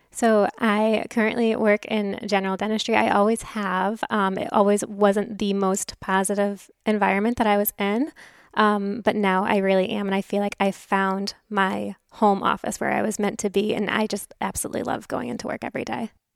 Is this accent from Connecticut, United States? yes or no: yes; Connecticut, United States; moved away as an adult; also born or lived in California / Texas; now in Houston, United States; From New England. So, Connecticut, born and raised, went to school in California, then came back to Connecticut, then came to Texas